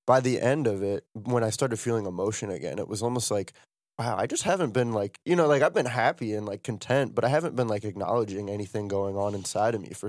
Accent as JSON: {"language": "English", "region": "Ohio", "country": "United States", "said": "No, I, I feel that because I'm from Ohio, right?"}